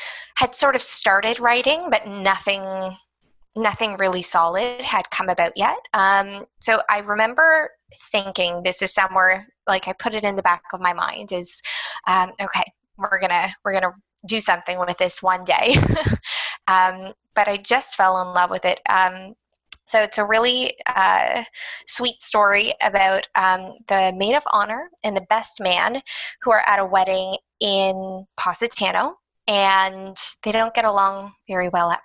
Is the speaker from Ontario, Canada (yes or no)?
yes; Toronto, Ontario, Canada; I was born and raised in Toronto.